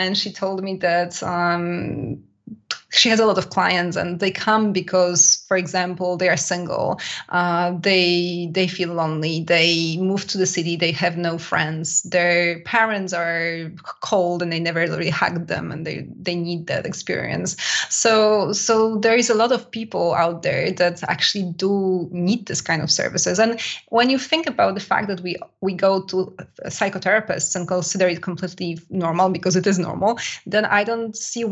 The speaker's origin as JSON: {"language": "English", "country": "Poland", "moved": "yes", "lives_now": "France", "said": "Poland as well, which is my home country, by the way, if anybody wonders about my accent"}